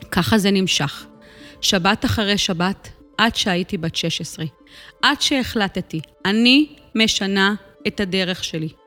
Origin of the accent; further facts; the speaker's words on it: Or Akiva, Haifa District, Israel; גדלתי כאן, באור עקיבא. אני הגדולה מבין שלושה אחים.